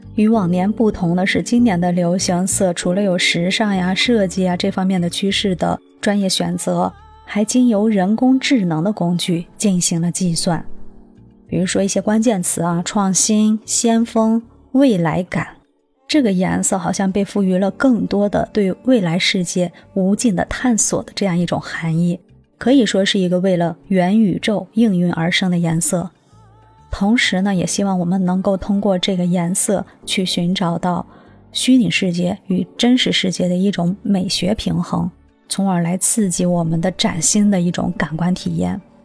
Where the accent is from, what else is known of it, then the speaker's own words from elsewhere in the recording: China; 对我们中国人来说，它一点也不陌生